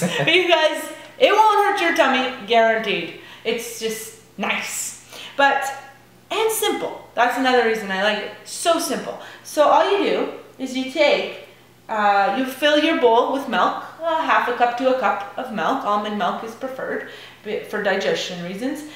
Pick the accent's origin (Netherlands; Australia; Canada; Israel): Canada; Piccadilly, New Brunswick; I'm from Piccadilly